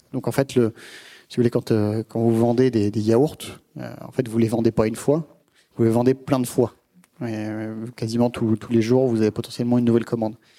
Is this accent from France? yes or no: yes; France; en tant que Français